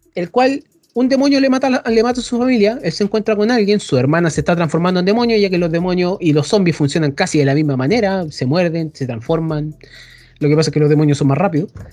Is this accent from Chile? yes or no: yes; Chile; soy chileno